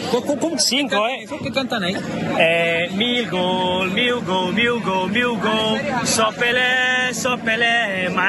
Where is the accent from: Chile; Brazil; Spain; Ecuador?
Brazil; Nosotros como brasileños hicimos lo que teníamos que hacer